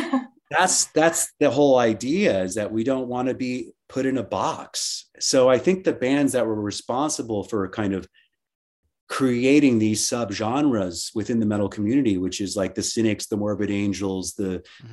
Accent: Miami, Florida, United States; I grew up in in Miami and uh, in Miami, Florida, and we were always on the water

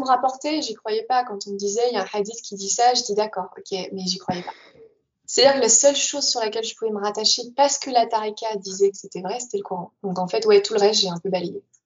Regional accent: France; moved away as an adult; also born or lived in Netherlands; quand j'ai quitté la France, j'avais 22 ans, je suis arrivée aux Pays-Bas

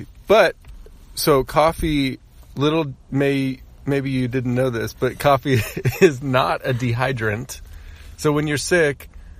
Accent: United States; we're American.

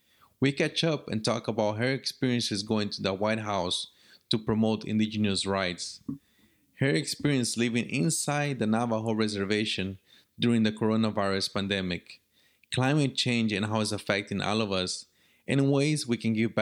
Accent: Paraguay; now in Central Florida, United States; I'm originally from Paraguay, where I was initiated into the Paita-Utira tribe, and for the last decade, I've been leading kayak cleanups of the rivers and lakes of Central Florida

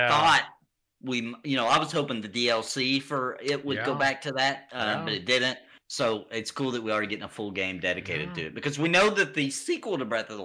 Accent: the South, United States; I'm from the South

